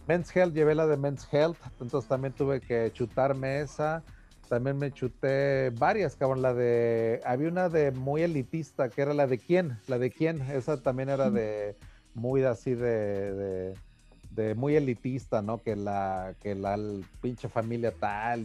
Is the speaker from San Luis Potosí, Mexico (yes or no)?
no; Taxco, Guerrero, Mexico; moved away; ahí en mi ciudad natal había una imprenta